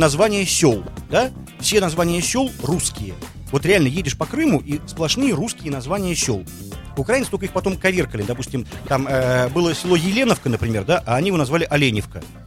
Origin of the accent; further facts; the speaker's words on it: Russia; я русский, как бы. Я не россиянин. Я ни в коем случае не россиянин, я русский.